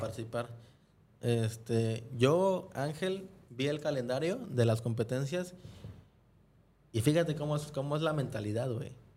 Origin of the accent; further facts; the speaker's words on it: Mexico; fue la primera vez que yo salí de México